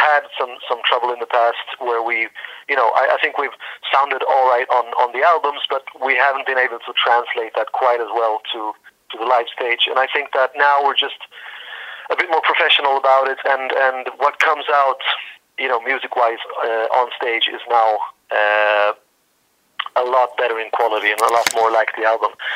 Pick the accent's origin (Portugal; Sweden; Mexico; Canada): Sweden; born or raised there